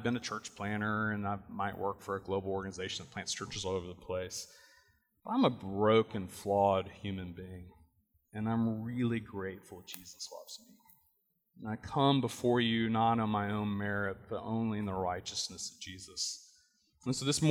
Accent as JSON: {"language": "English", "town": "Chapel Hill", "region": "North Carolina", "country": "United States", "tie": "born or raised there", "also_born_or_lived": "Durham County, North Carolina", "said": "I was born and raised in Chapel Hill."}